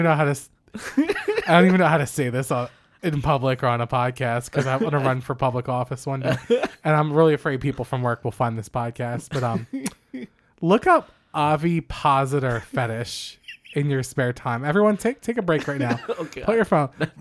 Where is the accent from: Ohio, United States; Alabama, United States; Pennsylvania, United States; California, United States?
Pennsylvania, United States; Philadelphia; we're from Philly and we love Gritty